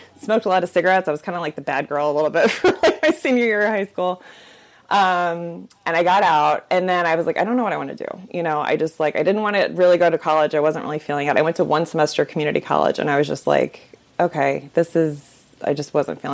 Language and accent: English; Orlando, Florida, United States; moved away; also born or lived in Chicago; I grew up in Orlando, Florida.